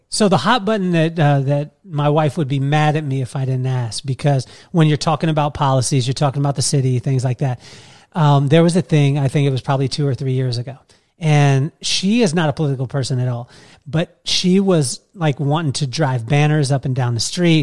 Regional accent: Las Vegas, Nevada, United States; moved away as an adult; now in Carlsbad, United States; I was from Vegas

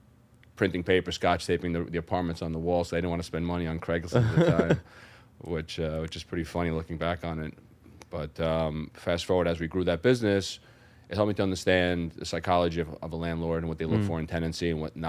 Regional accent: New York City, New York, United States; So I'm born and raised in Brooklyn, New York. Come from Greek descent, first generation American. Grew up in South Brooklyn.

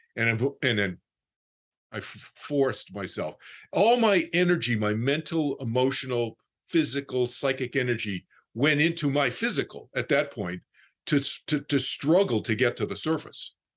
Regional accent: Boston, Massachusetts, United States; I was from Boston, I was from the East Coast.

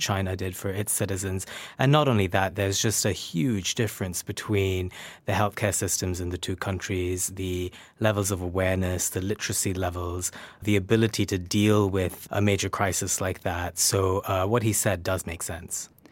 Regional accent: Kolkata, West Bengal, India; moved away; growing up in Calcutta

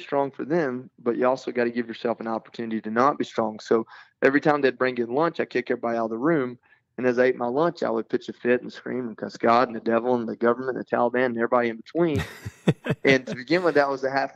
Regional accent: Georgia, United States; I'm from a small town in Georgia.

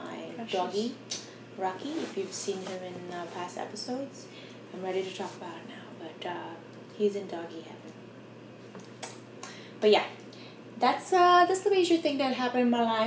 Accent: Philippines; Cause I feel like growing up, I felt kind of, I know it's sad to say this, but I was like ashamed being Filipino.

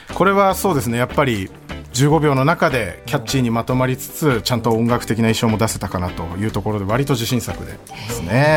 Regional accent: Hokkaido, Japan; 僕北海道出身なんで

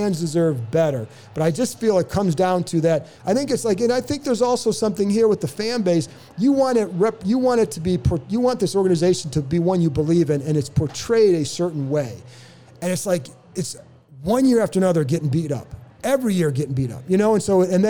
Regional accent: Cleveland, Ohio, United States; moved away; I come from Cleveland

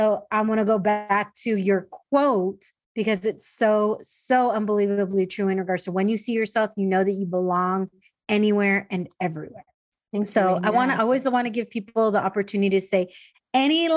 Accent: San Diego, California, United States; I grew up second gen in San Diego, in a suburb of San Diego

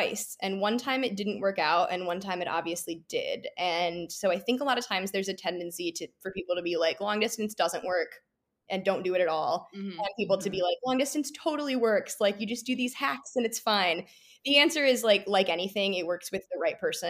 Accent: Midwest, United States; moved away as an adult; also born or lived in Chicago / Michigan; now in New York, United States; I grew up in the Midwest and I went to college in Chicago

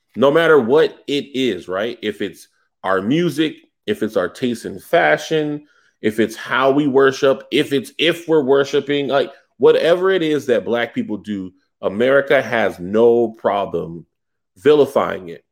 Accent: the South, United States; I'm from the South

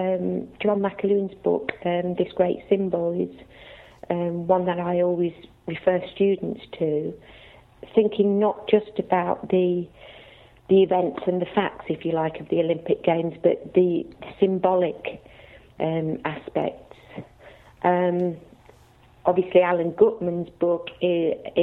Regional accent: Leicester, East Midlands, United Kingdom; I'm from Leicester

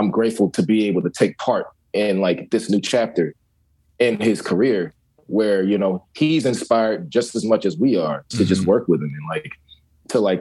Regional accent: Virginia, United States; I'm from the South, you know, I'm from Virginia

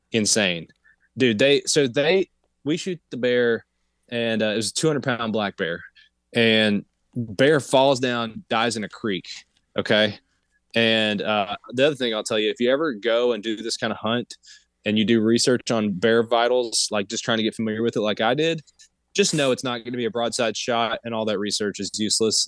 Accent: Appalachia, United States; I'm from Appalachia. I'm in Appalachia right now

